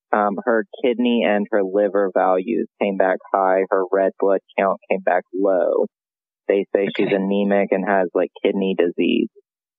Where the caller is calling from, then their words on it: Greenville, South Carolina, United States; Greenville, South Carolina.